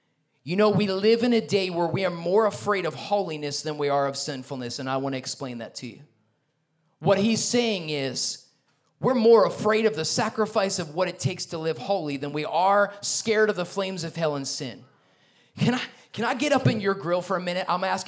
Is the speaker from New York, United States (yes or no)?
yes; New York, United States; because I'm a New Yorker